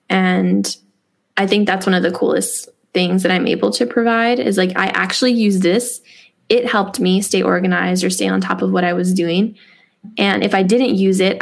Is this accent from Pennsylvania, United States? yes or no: no; New York City, New York, United States; So I grew up in New York City in a single parent home